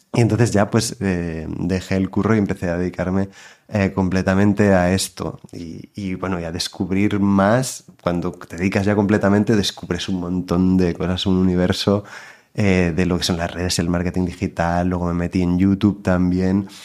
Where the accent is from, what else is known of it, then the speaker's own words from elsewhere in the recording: Girona, Catalonia, Spain; yo nací em, en Girona, y estudié también en Girona, pero mi madre es de Barcelona y mi padre es de Madrid.